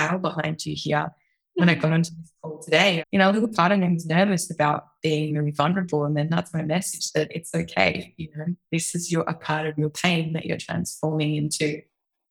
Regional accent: Australia; moved away as an adult; also born or lived in New York; being an Australian

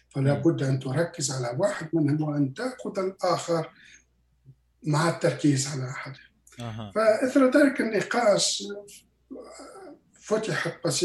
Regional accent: Quebec, Canada; أنا من مقاطعة كيباك أنا من كندا من مقاطعة كيباك نحن ندرس بالفرنسية

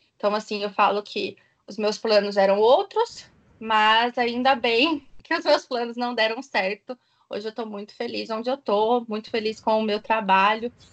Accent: Ribeirão Preto, São Paulo, Brazil; also born or lived in São Carlos; voltei para minha cidade natal. Ah, eu sou de Ribeirão Preto, tá, gente? Interior de São Paulo.

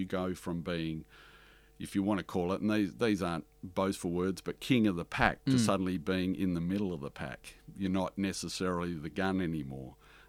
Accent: Harvey, Illinois, United States; And the thing that I learnt the most growing up in Harvey from the Italian community is respect.

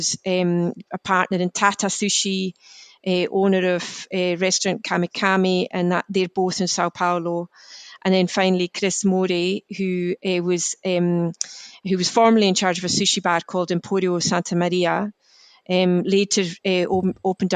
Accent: West Coast of Scotland, United Kingdom; I'm from the West Coast

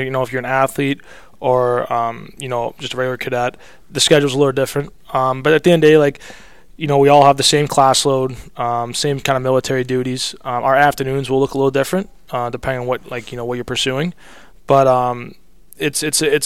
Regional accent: Michigan, United States; moved away as an adult; also born or lived in Springfield, Illinois; I grew up and lived in Michigan throughout high school

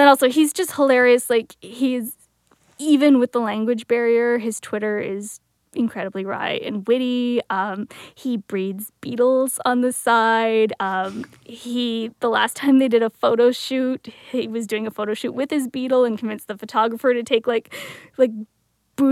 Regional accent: Welland, Ontario, Canada; I grew up in Welland, so it was like a 20-minute drive from WWE Niagara Falls

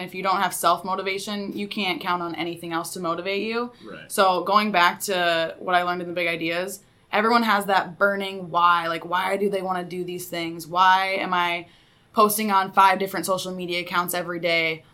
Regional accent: Sioux Falls, South Dakota, United States; moved away as an adult; now in Mankato, United States; I'm from Sioux Falls, South Dakota

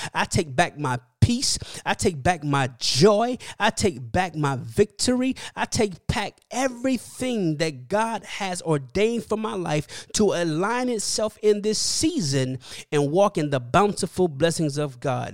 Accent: Miami, Florida, United States; now in California, United States; I'm from Miami.

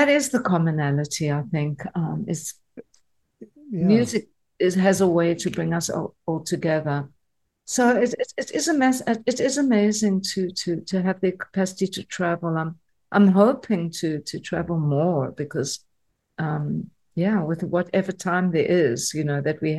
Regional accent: South Africa; my experience of growing up in South Africa

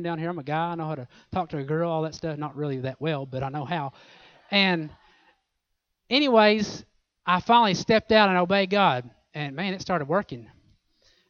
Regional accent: Oklahoma, United States; I'm from Oklahoma

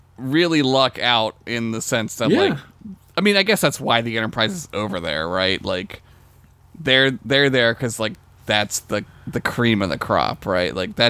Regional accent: United States; we are white guys from America.

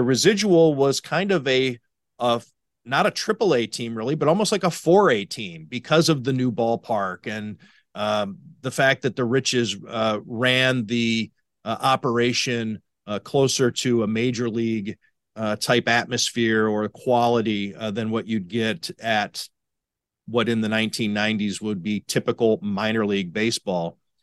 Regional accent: Cleveland, Ohio, United States; now in Buffalo, United States; I'm from Cleveland.

